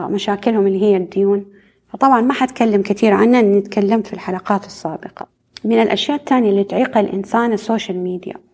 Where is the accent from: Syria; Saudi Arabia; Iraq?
Saudi Arabia; ليش عندنا في السعودية دائما يعني البلد أو الحكومة بتركز على المشاريع الضخمة الكبيرة